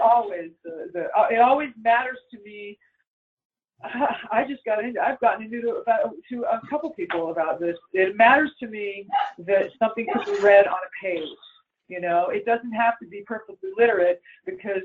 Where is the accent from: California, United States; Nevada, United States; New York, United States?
California, United States; Los Angeles; I'm born in Hollywood, California